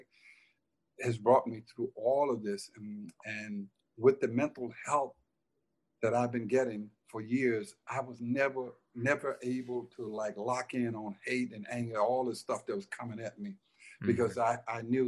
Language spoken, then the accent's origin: English; Detroit, Michigan, United States; also born or lived in Silver City, Mississippi; I was, you know, from a racist town in Silver City. And even though I was raised in Detroit